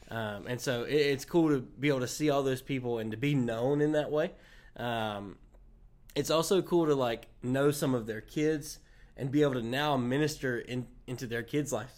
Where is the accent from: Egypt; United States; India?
United States; Wilson; this is my hometown, so, you know, a, all the baggage that comes with growing up in Wilson